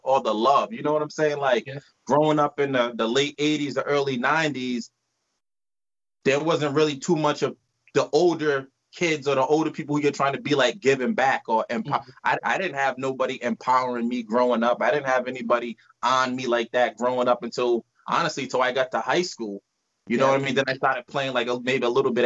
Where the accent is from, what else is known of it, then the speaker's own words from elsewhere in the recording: Providence, Rhode Island, United States; Originally, we're from Providence, Rhode Island